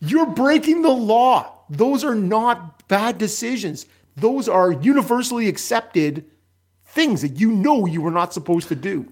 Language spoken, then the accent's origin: English; Canada